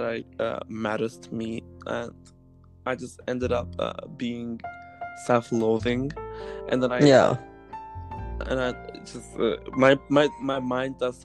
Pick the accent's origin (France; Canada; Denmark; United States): Denmark; Greve, Zealand; moved away; I was born in Denmark. I was born in Greve, which is in Denmark. I was raised in a very green